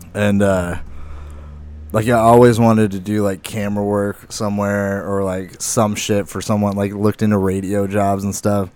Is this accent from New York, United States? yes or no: no; Lake Havasu City, Arizona, United States; I'm from Lake Havasu